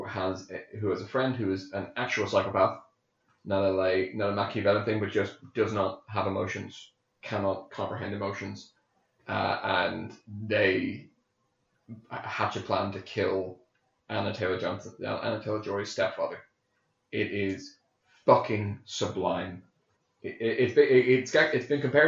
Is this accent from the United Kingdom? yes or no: no; Ireland; I'm a spud.